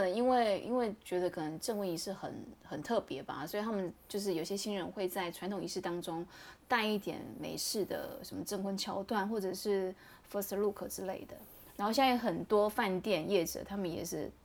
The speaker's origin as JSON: {"language": "Chinese", "country": "Taiwan", "said": "我们台湾人过去拍，讲呈现的一种风格方式，会跟国外的那种团队不太一样"}